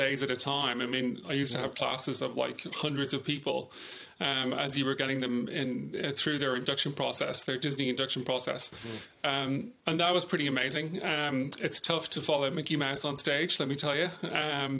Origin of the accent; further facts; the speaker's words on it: Dublin, Leinster, Ireland; moved away as an adult; also born or lived in United Kingdom / France / California / Houston, Texas; I was born in Dublin.